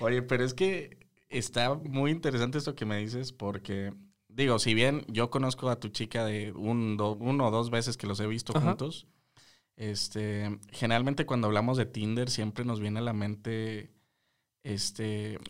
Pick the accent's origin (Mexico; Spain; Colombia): Mexico; nosotros como mexicanos